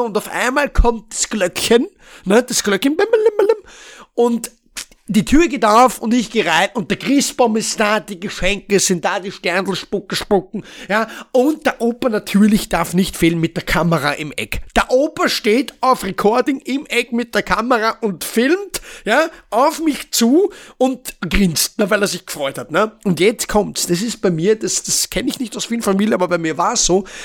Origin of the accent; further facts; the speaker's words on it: Vienna, Austria; ich komme aus Wien. Wien, also Österreich.